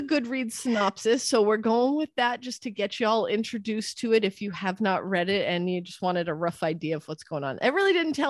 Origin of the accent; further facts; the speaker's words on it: New York City, New York, United States; I'm from Brooklyn